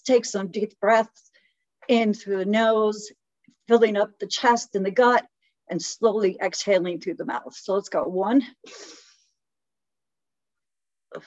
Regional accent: Chicago, Illinois, United States; I was born and raised in Chicago

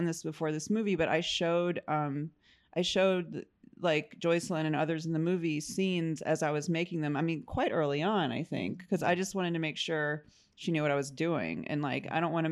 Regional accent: Mobile, Alabama, United States; moved away; my hometown, Mobile, Alabama

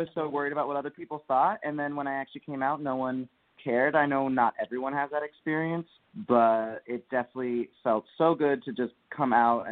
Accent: Bennington, Vermont, United States; I grew up with my family in the middle of nowhere as well, in Bennington, Vermont

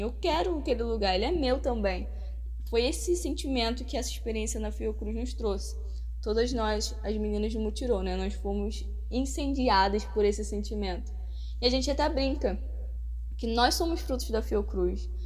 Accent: Rio de Janeiro, Brazil; accent: carioca; imagino que pelo sotaque vocês já devam estar desconfiando de que sou carioca. Isso aí, diretamente do Rio de Janeiro

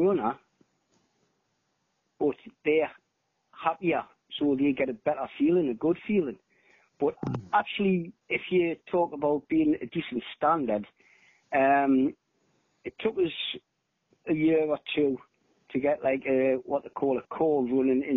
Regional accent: South Shields, North East England, United Kingdom; my local running club, which was South Shields, my hometown

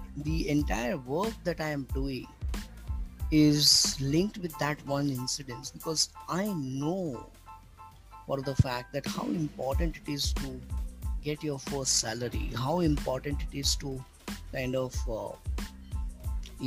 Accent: Burhanpur, Madhya Pradesh, India; moved away as an adult; also born or lived in Mumbai; I traveled to my hometown, overnight journey from Mumbai to Burhanpur on the border of MP and Maharashtra

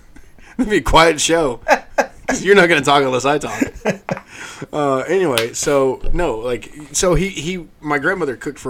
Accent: South Georgia, United States; I grew up in South Georgia, man.

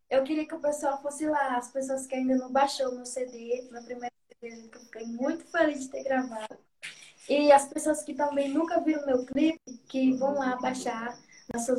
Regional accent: Laje das Negras, Bahia, Brazil; Assim, eu sou de Laje das Negras mesmo aqui, todo mundo me conhece.

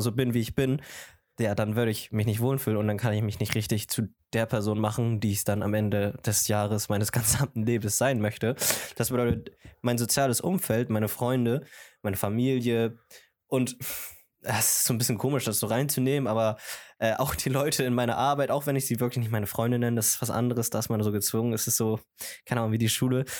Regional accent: Germany; meine Mutter ist aus Kolumbien, aber ich bin aus Deutschland und ich muss ganz, ganz ehrlich sagen, Deutschland hat mich zu dem gemacht

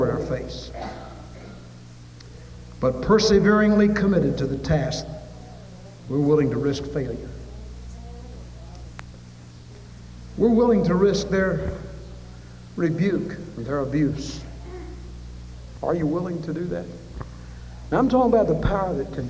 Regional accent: Louisville, Kentucky, United States; I grew up in Louisville

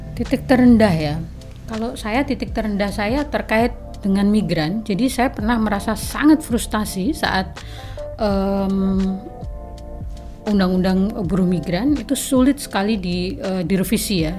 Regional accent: southern Bojonegoro, East Java, Indonesia; moved away; also born or lived in Jember; saya lahir itu dari kampung mm-hmm. di pelosok gitu di bagian Bojonegoro selatan

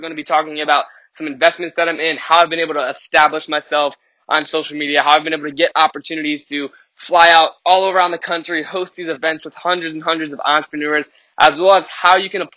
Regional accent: Richmond, Virginia, United States; I'm coming to you live from Richmond, Virginia, my hometown

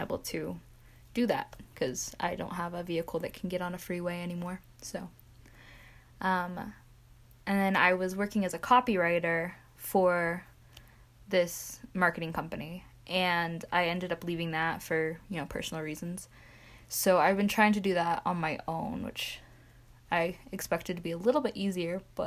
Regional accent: Centerville, Utah, United States; also born or lived in Bountiful, Utah; I am from Centerville, Utah

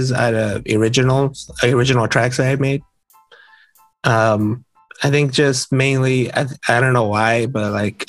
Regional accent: Southern California, United States; I'm from Southern California

